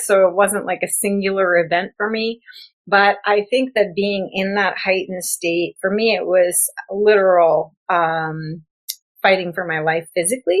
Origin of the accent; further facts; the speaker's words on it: South Dakota, United States; also born or lived in Florida / Los Angeles / New Mexico; now in California, United States; I was raised in South Dakota in the middle of nowhere, pre-internet